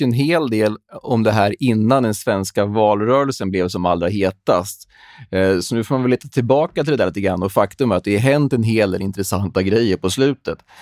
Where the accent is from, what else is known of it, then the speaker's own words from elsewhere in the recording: Sweden; som svensk